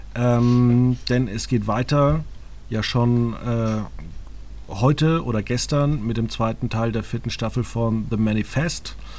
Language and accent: German; Germany; wenn ich in Deutschland lebe und aufgewachsen bin